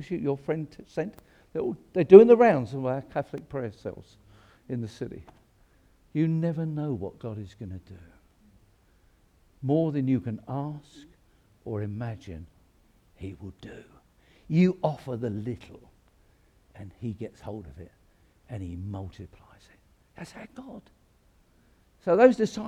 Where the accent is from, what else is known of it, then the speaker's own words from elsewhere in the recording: England, United Kingdom; We don't do that in England